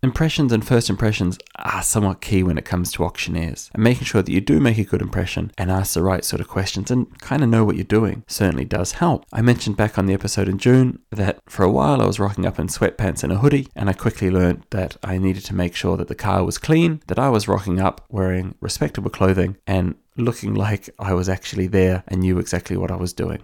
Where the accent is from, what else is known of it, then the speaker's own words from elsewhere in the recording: New Zealand; now in Ireland; I'm from New Zealand, where we do think a lot about the direction that a house is facing